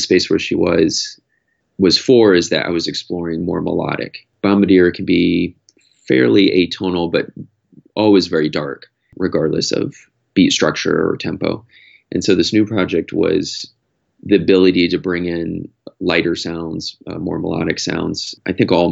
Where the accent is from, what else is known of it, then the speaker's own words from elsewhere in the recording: Iowa, United States; moved away as an adult; also born or lived in San Francisco; I grew up in Iowa